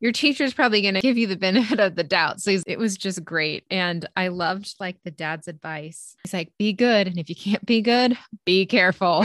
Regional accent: United States; we're American, we're born in the eighties

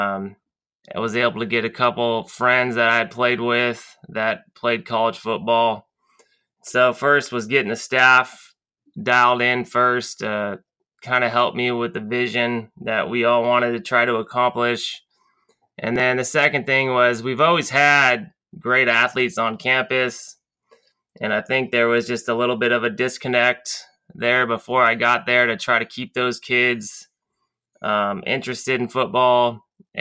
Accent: Lompoc, California, United States; I grew up in Lompoc and obviously went away to college, came back

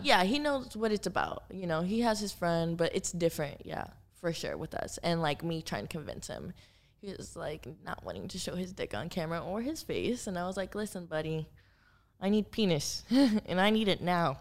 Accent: Miami, Florida, United States; moved away as an adult; also born or lived in Los Angeles; now in Miami, United States; I grew up in Miami. Like, I'm from Miami. My family's there.

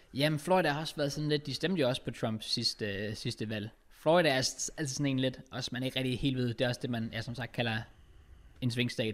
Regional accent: Denmark

